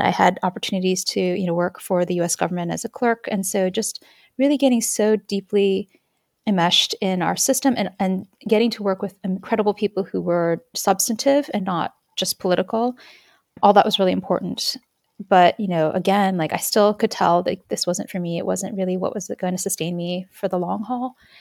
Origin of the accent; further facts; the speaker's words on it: United States; the things that I was learning in the United States, like, you know, going through a very patriotic public school system